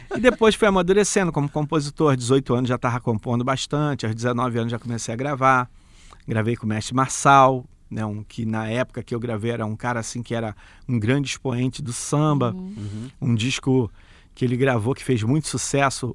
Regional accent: Rio de Janeiro, Brazil; Sou da Vila Cruzeiro, nasci né, e criado na Vila Cruzeiro

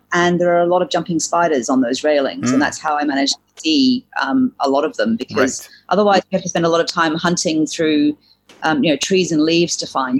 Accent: Hong Kong; also born or lived in New Zealand; I'm originally a Kiwi, a New Zealander. But I grew up in Hong Kong from the age of 3.

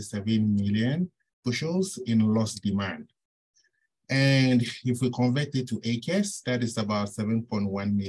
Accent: Ghana; moved away as an adult; also born or lived in Ontario, Canada; now in Minnesota, United States; I'm originally from Ghana. I did my bachelor's and master's at the University of Ghana

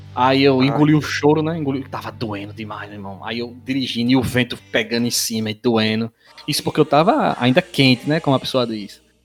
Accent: Paraíba, Brazil; a gente, os três aqui, nós somos da Paraíba

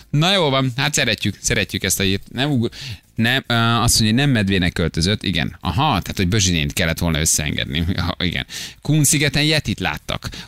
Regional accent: Gheorgheni, Harghita County, Romania; Én Gyergyói vagyok

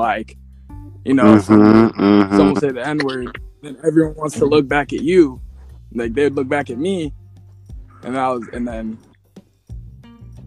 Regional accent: Wenatchee, Washington, United States; I've lived here my whole life.

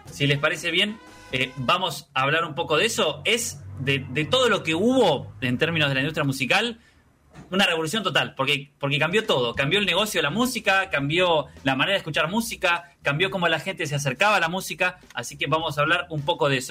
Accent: Argentina; somos de acá

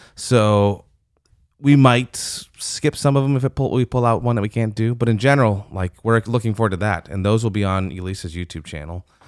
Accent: Michigan, United States; also born or lived in Steubenville, Ohio; now in Louisiana, United States; I was born in Michigan

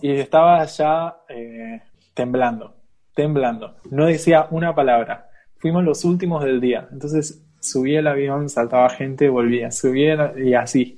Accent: Argentina; also born or lived in Switzerland / China; now in Barcelona, Spain; yo soy argentino

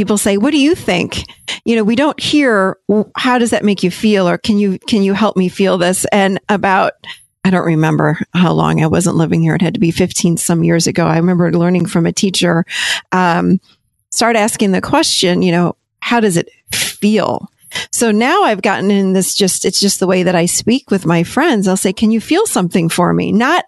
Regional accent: Rochester, New York, United States; I grew up up in Rochester, New York

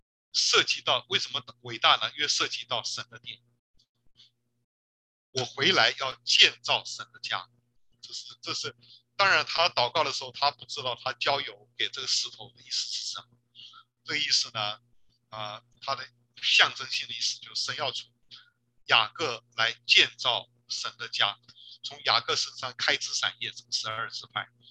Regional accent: China; 我中国人不是讲面子吗？

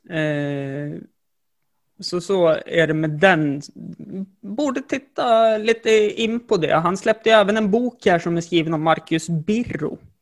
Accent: Jämtland, Sweden; jag är jämtlänning

